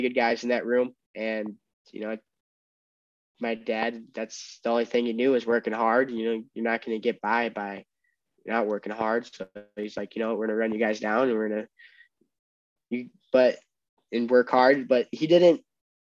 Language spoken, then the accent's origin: English; Glenbard North, Illinois, United States; growing up in the Glenbard North wrestling room